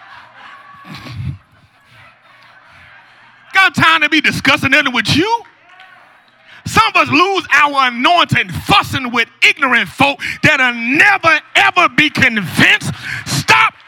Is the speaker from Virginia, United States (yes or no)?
yes; Newport News, Virginia, United States; I'm from Newport News